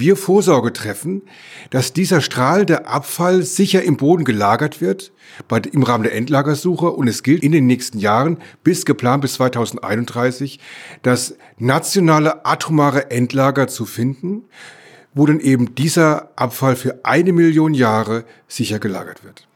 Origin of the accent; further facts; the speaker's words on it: Electoral Palatinate, Baden-Württemberg, Germany; in meiner Heimat, ich komme aus der Kurpfalz